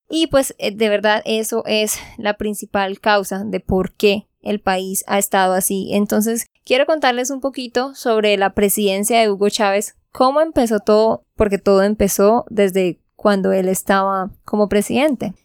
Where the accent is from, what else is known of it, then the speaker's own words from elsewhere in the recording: Santander, Colombia; de Santander, Colombia